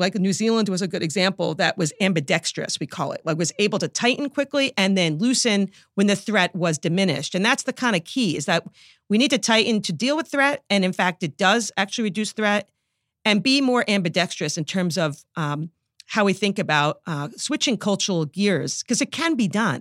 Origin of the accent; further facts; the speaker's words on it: New York, United States; accent: New York; I'm a New Yorker